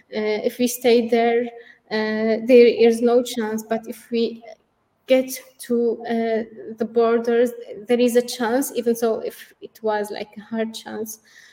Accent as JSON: {"language": "English", "country": "Syria", "moved": "yes", "lives_now": "Turkey", "said": "when we came to Turkey, we came from Syria to Turkey. That was the only place which would be safe for us."}